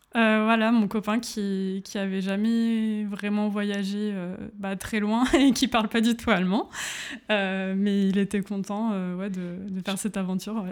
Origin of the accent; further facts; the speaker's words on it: Grenoble, Auvergne-Rhône-Alpes, France; moved away as an adult; now in Berlin, Germany; je viens de Grenoble en France